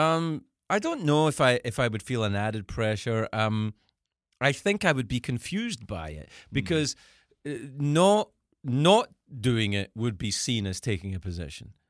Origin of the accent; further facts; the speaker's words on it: Scotland, United Kingdom; moved away as an adult; also born or lived in United States; I'm I'm an American living abroad in the country that I'm from